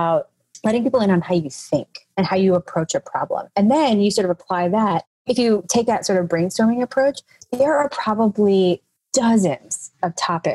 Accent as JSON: {"language": "English", "town": "Nashville", "region": "Tennessee", "country": "United States", "said": "I'm from Nashville"}